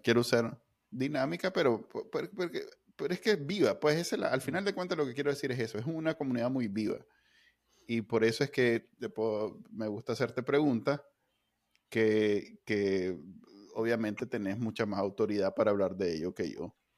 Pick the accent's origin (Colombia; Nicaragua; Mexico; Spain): Nicaragua